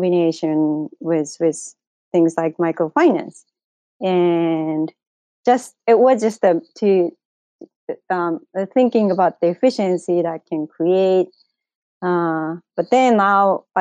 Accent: Japan; English is a second language; moved away as an adult; I am originally from Japan. I was born and grew up there

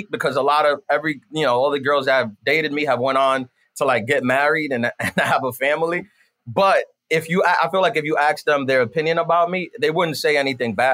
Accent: New York, United States; I was born and raised in New York, but my mom and dad, they're from Dominican Republic, San Cristobalense

